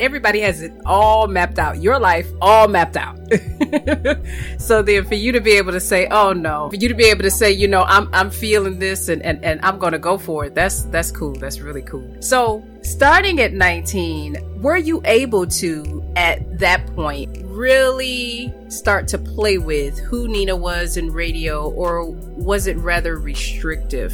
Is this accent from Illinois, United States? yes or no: yes; Chicago, Illinois, United States; now in Florida, United States; I'm from Chicago